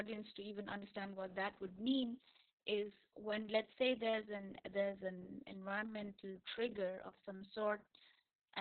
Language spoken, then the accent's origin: English; India; moved away as an adult; also born or lived in Germany; now in Saudi Arabia; I come from India